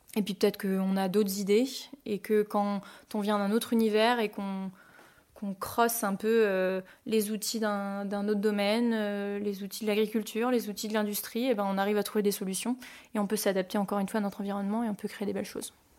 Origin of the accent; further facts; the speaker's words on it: Poligny, Bourgogne-Franche-Comté, France; moved away as an adult; also born or lived in Canada; now in Emeringes, France; j'étais jurassienne, j'étais de Poligny, donc c'est la capitale euh, du comté